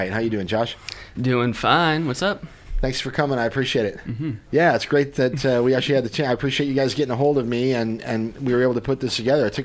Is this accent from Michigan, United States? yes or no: no; West Plains, Missouri, United States; now in Columbia, United States; West Plains, Missouri.